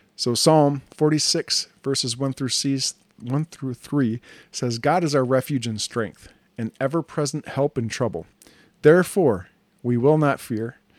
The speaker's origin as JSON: {"language": "English", "country": "United States", "said": "this beautiful country of ours"}